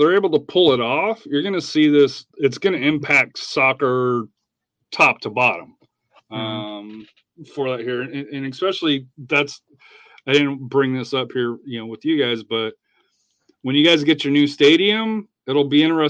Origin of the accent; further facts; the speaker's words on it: Colorado, United States; moved away; I grew up in Colorado.